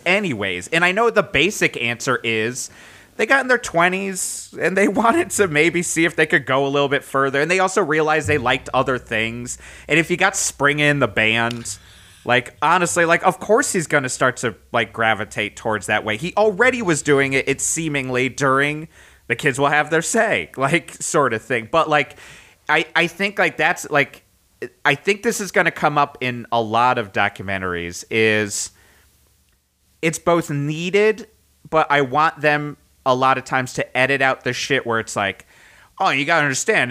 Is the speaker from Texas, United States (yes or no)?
no; Connecticut, United States; moved away; also born or lived in Boston; growing up in Connecticut